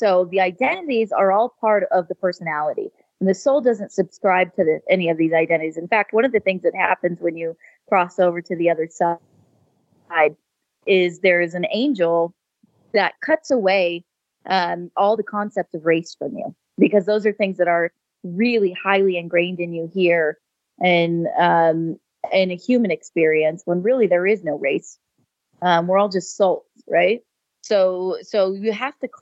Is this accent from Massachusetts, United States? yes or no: no; California, United States; I was raised in California and spent most of my life in the Silicon Valley.